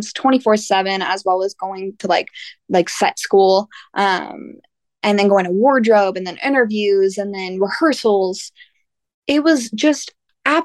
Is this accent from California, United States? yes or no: yes; Norco, California, United States; I grew up in Norco, California. I was born and raised there